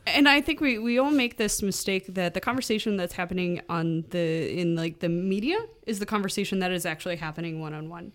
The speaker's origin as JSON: {"language": "English", "town": "Chicago", "region": "Illinois", "country": "United States", "said": "I'm, I'm a Chicagoan"}